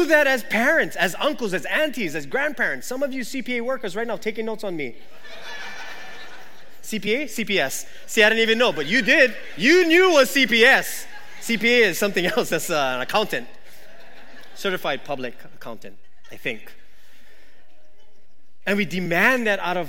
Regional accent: Waimanalo, Hawaii, United States; I grew up in Wamanalo

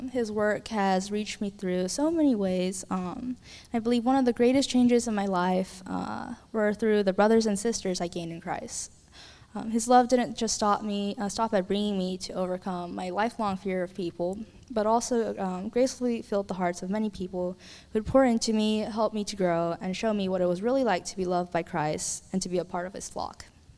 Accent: Illinois, United States; also born or lived in Texas; I'm currently a senior at Windermere High School. So I grew up in Illinois and Texas for most of my life

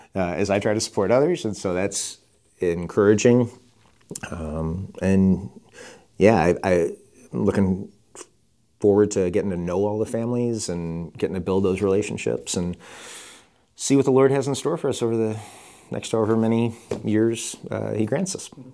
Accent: Chicago, Illinois, United States; moved away; I'm from Chicago

